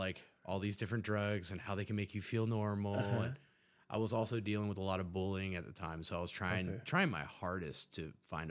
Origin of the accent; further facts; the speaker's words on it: Huntington, West Virginia, United States; Well, I'm from Huntington, West Virginia. It's a small community in West Virginia.